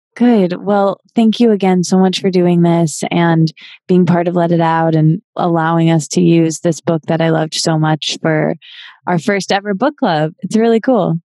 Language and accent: English; Michigan, United States; I can't say I'm from Michigan without whipping out my hand and pointing to the middle, which is the location of my hometown